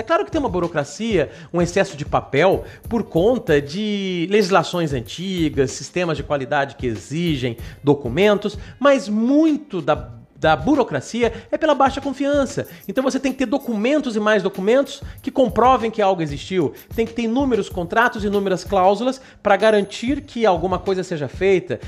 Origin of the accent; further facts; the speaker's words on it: Brazil; Nós que somos brasileiros